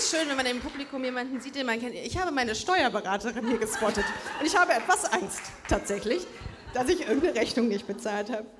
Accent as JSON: {"language": "German", "town": "Düsseldorf", "region": "North Rhine-Westphalia", "country": "Germany", "tie": "born or raised there", "moved": "yes", "lives_now": "Cologne, Germany", "said": "Wir sind beide in Düsseldorf aufgewachsen bist, auch mit Stolz da aufgewachsen"}